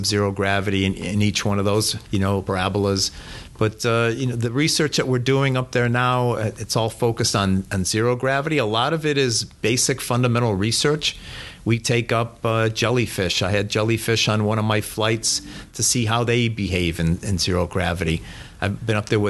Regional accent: Cleveland, Ohio, United States; I grew up here in Cleveland, so I used to tell people I'm from Cleveland

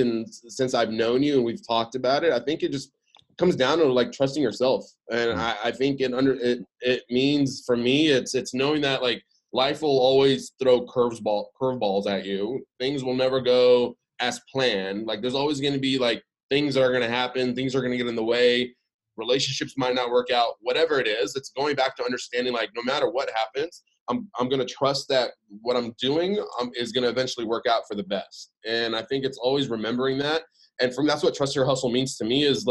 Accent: United States; English is a second language; also born or lived in Middle East; I moved here to America when I was 5

